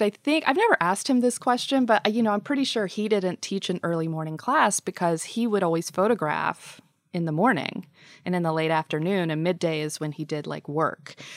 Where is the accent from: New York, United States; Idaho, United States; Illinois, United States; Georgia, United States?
Georgia, United States; moved away as an adult; now in Nashville, United States; I grew up in Georgia, uh, in a small military town.